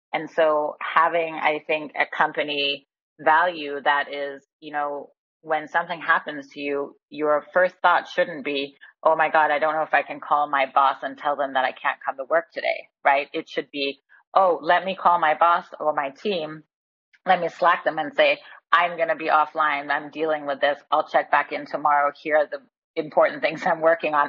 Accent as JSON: {"language": "English", "country": "Denmark", "also_born_or_lived": "Bay Area, California, United States", "moved": "yes", "said": "I recently moved back to Copenhagen, Denmark. I'm from Denmark originally. So after 27 years in the Bay Area, I'm back in frosty, wintry Denmark."}